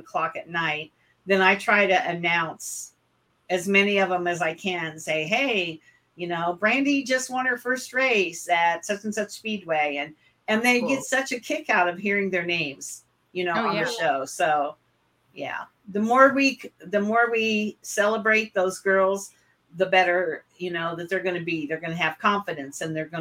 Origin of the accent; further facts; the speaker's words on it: West Central Illinois, United States; I was born and raised in West Central Illinois, and I lived on a farm